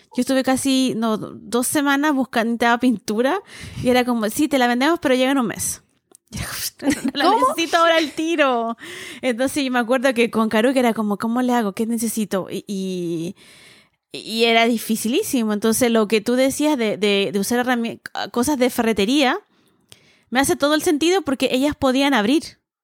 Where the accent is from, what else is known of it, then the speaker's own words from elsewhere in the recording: Viña del Mar, Valparaíso, Chile; now in Santiago, Chile; crecí en, más provincia, en Viña